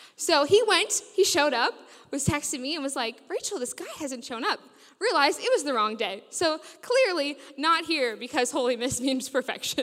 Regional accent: United States; moved away as an adult; now in Sheffield, United Kingdom; I grew up in America

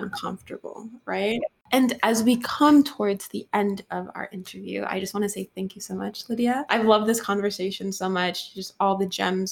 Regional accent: Cameroon; moved away; I was born in Cameroon, and here I am going to Harvard

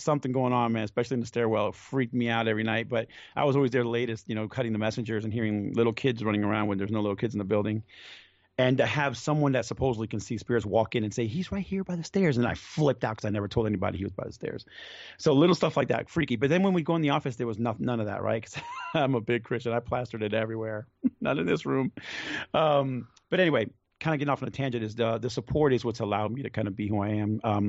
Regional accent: Venezuela; now in United States; I come from Venezuela, so we came with not much to this country.

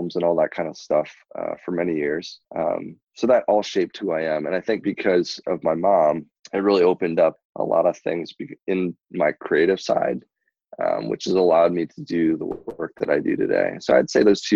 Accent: Burlington, Wisconsin, United States; also born or lived in Seoul, South Korea; So I was brought over here 3 months old and raised here in Burlington, which is actually where I currently reside

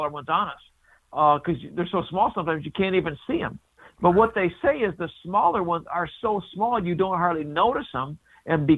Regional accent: Blissfield, Michigan, United States; moved away as an adult; also born or lived in Upper Peninsula, Michigan; I was born in Upper Michigan. Then we moved downstate because my dad was a cop.

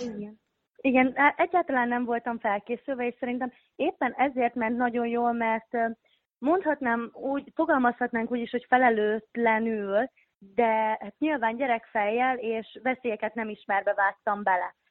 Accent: Hódmezővásárhely, Csongrád-Csanád, Hungary; moved away as an adult; ahol születtem, meg ahol felnőttem Szeged, Hordmezővásárhely Hódmezővásárhely része

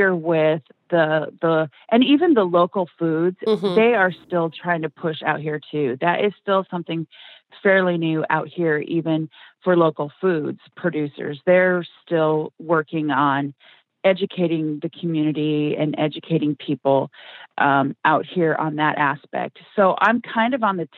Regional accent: Washington, United States; moved away; I'm originally from Washington State

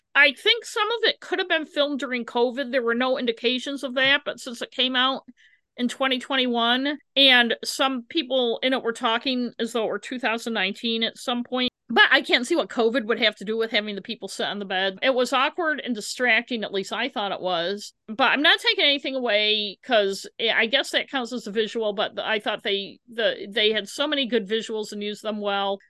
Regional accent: United States; I am an American

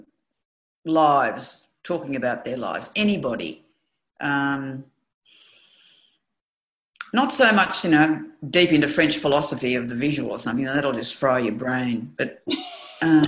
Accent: Australia; I could feel a great difference in being an Australian

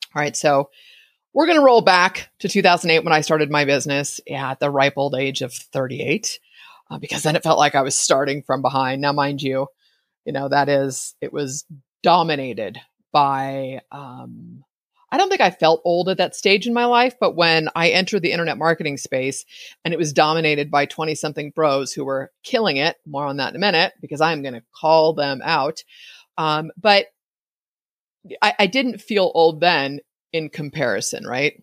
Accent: East Bay, California, United States; I grew up in the East Bay

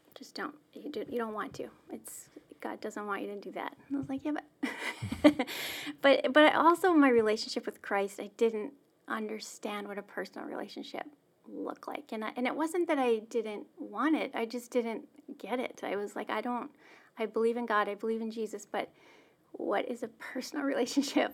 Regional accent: Melfort, Saskatchewan, Canada; I grew up in a small town in Saskatchewan, Melfort, Saskatchewan

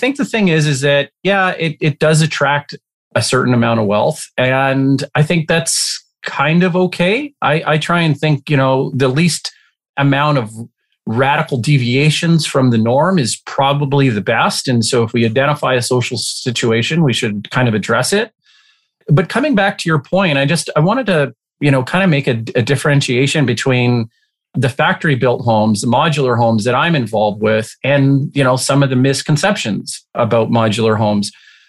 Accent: Alberta, Canada; And I came from Alberta, conservative oil, small version of Texas in Canada.

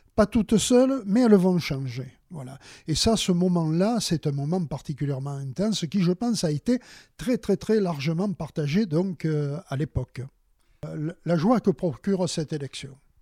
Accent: Marseille, Provence-Alpes-Côte d'Azur, France; moved away as an adult; now in Sanary-sur-Mer, France; Je suis originaire de Marseille, une ville qui me reste, euh, très chère.

